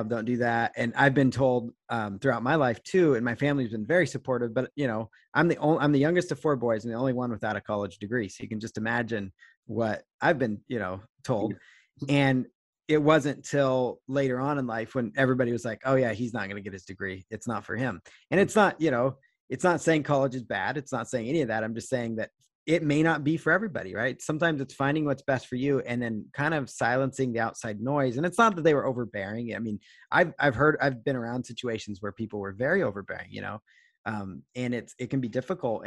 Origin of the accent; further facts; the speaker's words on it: Seattle, Washington, United States; I'm from Seattle area